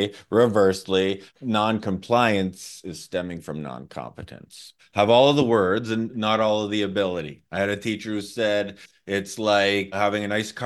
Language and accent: English; Canada; I'm from Canada